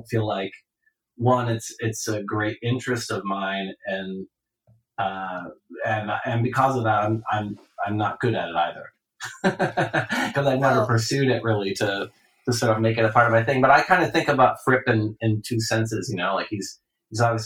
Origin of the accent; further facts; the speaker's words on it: Ohio, United States; in the Midwest, growing up in Ohio.